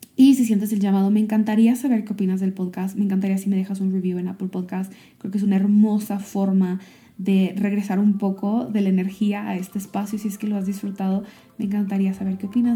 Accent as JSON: {"language": "Spanish", "region": "Michoacán", "country": "Mexico", "tie": "born or raised there", "also_born_or_lived": "Silicon Valley", "moved": "yes", "said": "yo estoy aquí en mi pueblo, regresando a mi pueblo natal, en México, en Michoacán"}